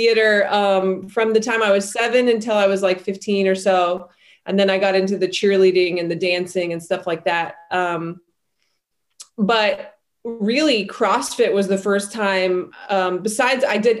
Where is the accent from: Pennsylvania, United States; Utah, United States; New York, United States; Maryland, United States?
Utah, United States; Salt Lake City; I come from a really large family. I grew up in Salt Lake City, Utah.